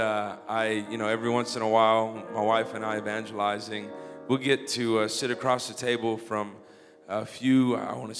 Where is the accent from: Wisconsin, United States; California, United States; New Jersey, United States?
California, United States; Los Angeles; I'm from Los Angeles originally, so I'm getting used to the whole Indiana Midwest thing